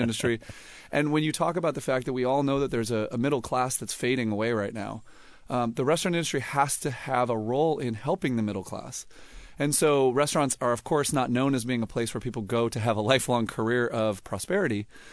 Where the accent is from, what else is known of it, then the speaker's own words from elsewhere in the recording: Los Angeles, California, United States; also born or lived in San Francisco / Berkeley; I was born in, in San Francisco and, uh, grew up in Los Angeles